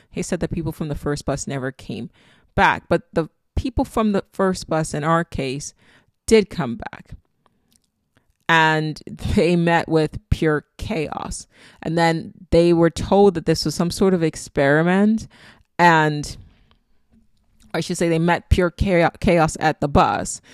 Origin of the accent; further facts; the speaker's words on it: Nigeria; accent: Nigerian; I was born and raised in Nigeria